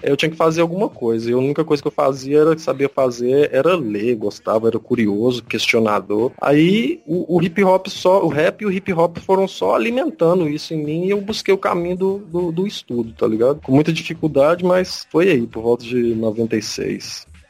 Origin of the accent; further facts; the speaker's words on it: Betim, Minas Gerais, Brazil; now in Paraíba, Brazil; sou de Minas Gerais, sou de Betim, do lado de Belo Horizonte